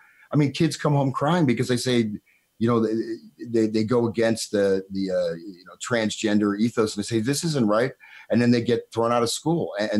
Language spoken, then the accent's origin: English; Tamil Nadu, India; I know you can, Jan, because I'm from Tamil Nadu and I am born in India.